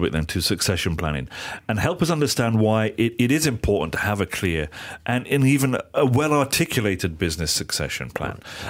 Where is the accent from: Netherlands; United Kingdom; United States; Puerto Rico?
United Kingdom; England; I'll put my hand up here as an Englishman